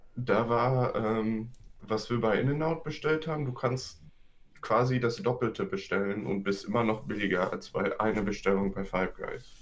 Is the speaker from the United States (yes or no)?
yes; California, United States; accent: Bay Area; moved away; also born or lived in Germany; Hier in der Bay Area ist unser Dialekt quasi, dass wir all die Wörter zusammennuscheln und dann noch extra schnell reden.